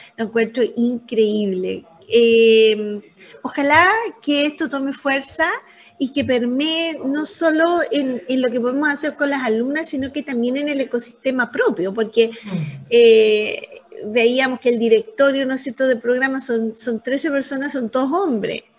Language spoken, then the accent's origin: Spanish; Antofagasta, Chile; Yo soy antofagastina